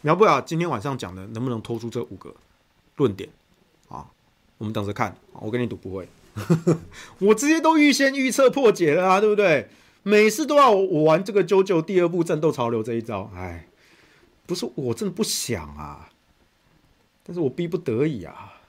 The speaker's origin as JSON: {"language": "Chinese", "region": "central-southern Taiwan", "country": "Taiwan", "lives_now": "Taipei, Taiwan", "said": "媒体不报，你们北部人不知道，我们南部人、中部人就是每一天吸空污，每一天得肺癌，我们也很可怜啊。虽然我住台北，但是我没有一刻忘记我们中南部的乡亲每一天。"}